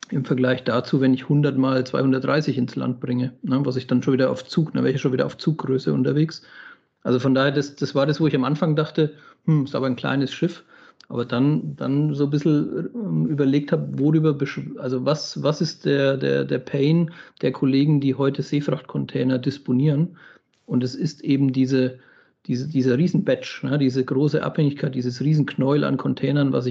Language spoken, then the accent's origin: German; Southern Germany, Germany; Ich habe nur immer so als Landei und als, als äh, Süddeutscher den Gedanken